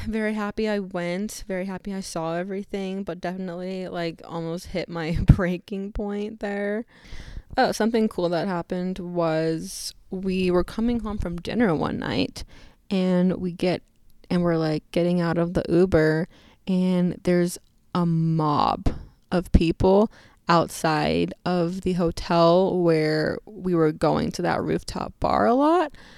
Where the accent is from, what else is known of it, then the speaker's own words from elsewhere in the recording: United States; we are obviously American